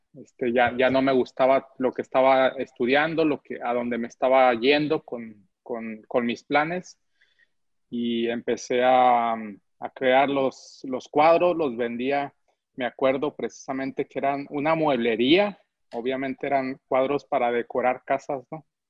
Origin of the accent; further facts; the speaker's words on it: United States; moved away as an adult; also born or lived in Cuauhtémoc, Chihuahua, Mexico; now in Mexico; ya había tenido también estudios de, arte en Estados Unidos, que es donde me crié